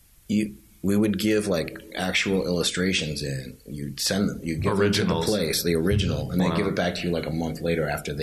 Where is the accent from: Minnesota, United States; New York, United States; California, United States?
New York, United States; New York City; I grew up in Lower Manhattan